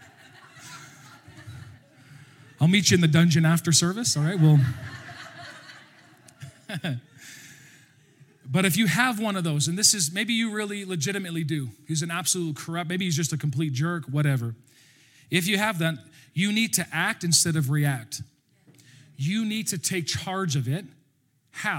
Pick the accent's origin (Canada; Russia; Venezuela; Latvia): Canada; Alberta; accent: Alberta; That's my Alberta accent